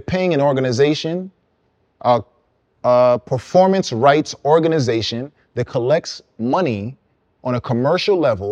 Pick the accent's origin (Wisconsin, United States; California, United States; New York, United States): New York, United States; New York City; accent: Guyanese; also born or lived in Guyana; in my Guyanese accent, which is really cool because where I'm from, there's not enough people like me